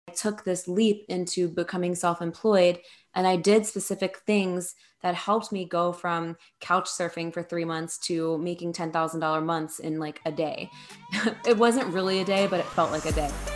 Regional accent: New Jersey, United States; moved away as an adult; also born or lived in New York City; I'm from New Jersey, so that's where I was before then. And I moved to New York City

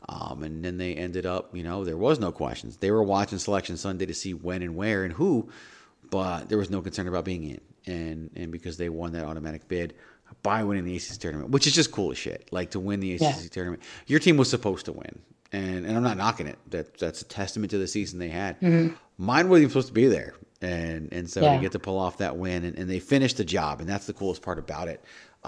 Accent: Virginia, United States; now in Arizona, United States; growing up in Virginia, that's just what you saw and watched and followed.

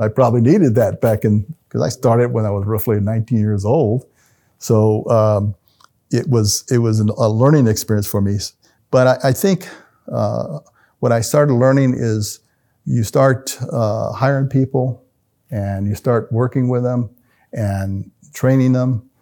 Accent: Albuquerque, New Mexico, United States; I come from Martinez Town, the body of Martinez Town.

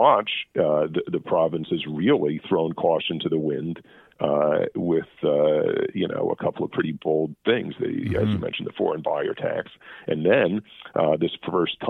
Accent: United States; now in Canada; being American

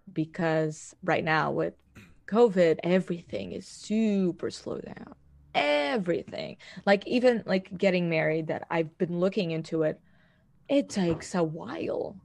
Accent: Portugal; I am from Portugal

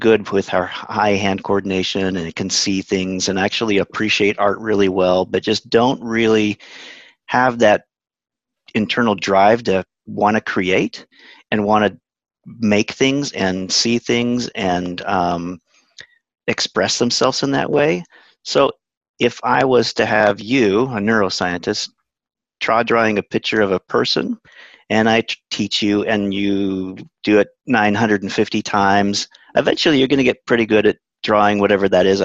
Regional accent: Utah, United States; moved away as an adult; also born or lived in California / Arizona; now in Upstate New York, United States; I'm originally from Utah, and grew up in Utah

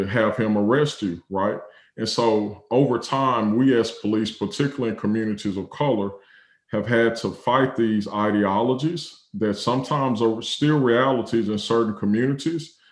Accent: Texas, United States; also born or lived in Oklahoma; growing up in Texas, growing up in the Bible Belt.

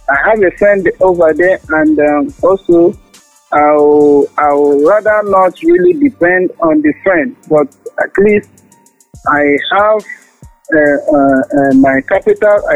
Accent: Nigeria; I'm from Nigeria.

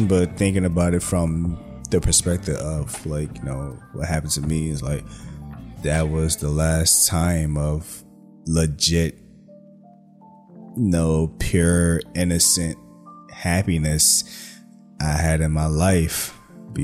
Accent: New York, United States; moved away; also born or lived in New Jersey; I was born in New York. I was raised in New York. And then we eventually moved to New Jersey. And, like, years wise, it's literally half and half

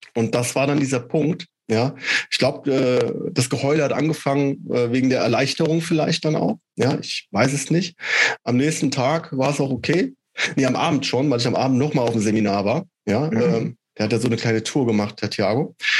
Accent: Schotten, Hesse, Germany; now in Wilhelmshaven, Germany; aus meiner Heimatstadt, aus Schotten

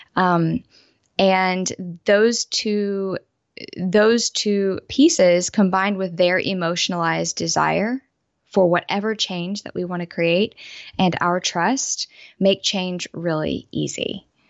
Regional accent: Southeast United States, United States; I was raised in the Southeast United States

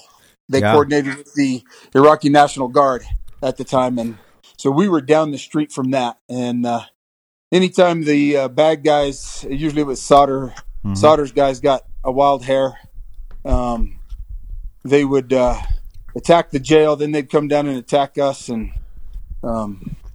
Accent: Eastern Colorado, United States; I grew up in Eastern Colorado, farming, cowboying, breaking horses, rodeoing

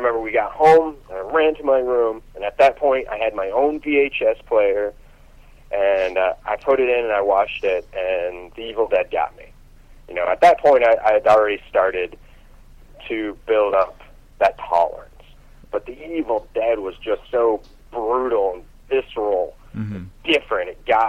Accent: Warren, Pennsylvania, United States; And we went to Erie, Pennsylvania, which is about an hour and a half away from where I grew up in Warren, Pennsylvania.

